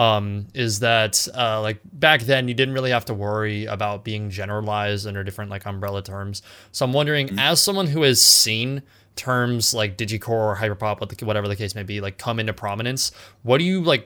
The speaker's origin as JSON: {"language": "English", "region": "California", "country": "United States", "said": "I'm from California"}